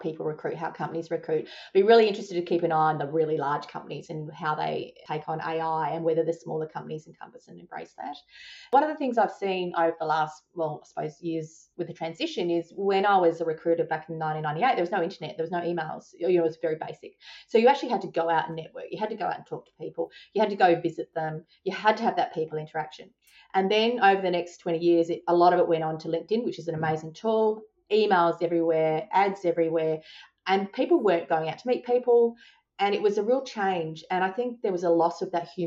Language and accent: English; Adelaide, South Australia, Australia; moved away; I came from Adelaide